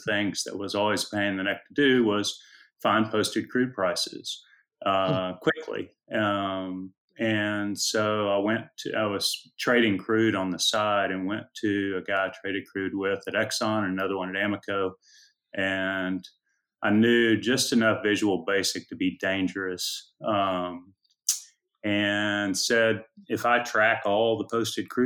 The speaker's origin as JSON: {"language": "English", "town": "Austin", "region": "Texas", "country": "United States", "tie": "born or raised there", "also_born_or_lived": "Houston, Texas", "said": "I've been in Austin since I was 5 years old, and never really considered anything other than going to UT."}